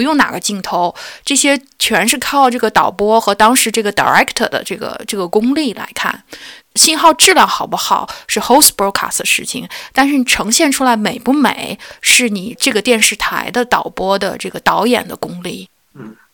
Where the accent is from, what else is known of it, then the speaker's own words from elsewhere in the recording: China; moved away; 我是中国人